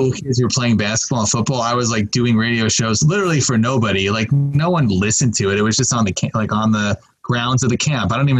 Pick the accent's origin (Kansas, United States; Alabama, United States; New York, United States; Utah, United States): New York, United States; Long Island; moved away; growing up on Long Island, I loved watching MTV and I loved music.